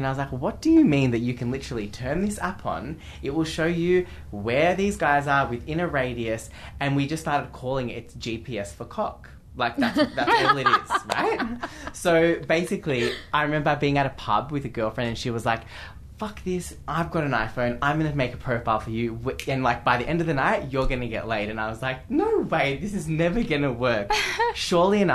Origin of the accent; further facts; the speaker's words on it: Geelong, Victoria, Australia; Geelong, my hometown